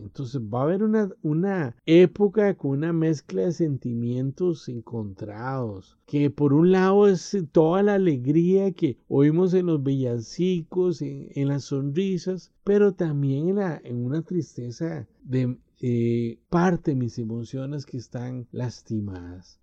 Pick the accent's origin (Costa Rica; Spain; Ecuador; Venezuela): Costa Rica; En mi país, Costa Rica